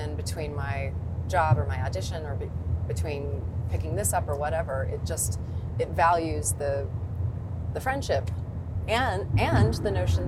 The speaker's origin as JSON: {"language": "English", "town": "Sterling", "region": "Kansas", "country": "United States", "tie": "born or raised there", "also_born_or_lived": "Berlin / London / New York", "moved": "yes", "said": "I've come back to Sterling, to my hometown in Kansas"}